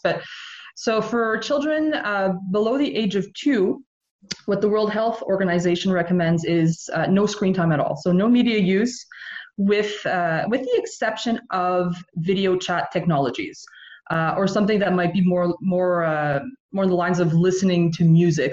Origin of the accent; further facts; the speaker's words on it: Montreal, Quebec, Canada; now in Nova Scotia, Canada; I grew up in Montreal, so I grew up in a very bilingual family in a very bilingual community